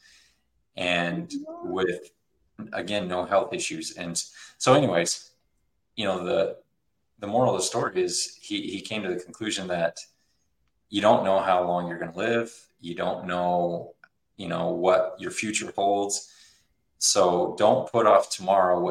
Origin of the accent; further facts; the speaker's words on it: Utah, United States; I'm from Utah.